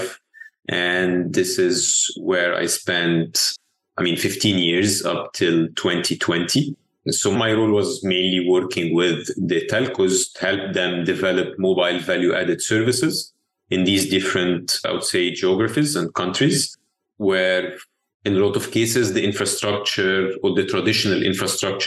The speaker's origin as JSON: {"language": "English", "country": "Egypt", "tie": "born or raised there", "said": "I'm born and raised in Egypt."}